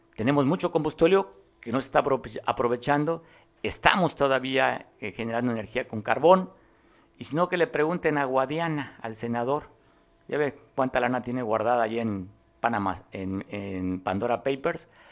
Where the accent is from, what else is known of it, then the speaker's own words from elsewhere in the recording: Mexico; como mexicano me incluyo